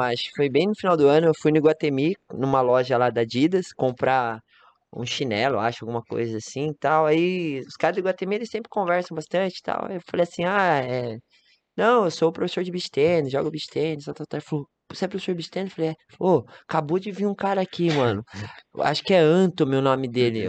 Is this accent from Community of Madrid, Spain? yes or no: no; Gran Canaria, Canary Islands, Spain; Portuguese is a second language; moved away as an adult; now in Campinas, Brazil; Sou de Gran Canária